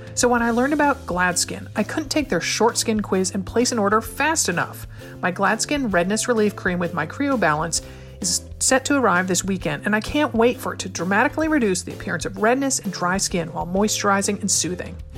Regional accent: Connecticut, United States; my home state of Connecticut.

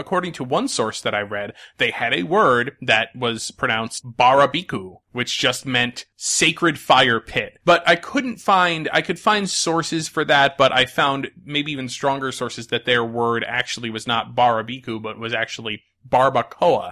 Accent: Connecticut, United States; I grew up in Connecticut

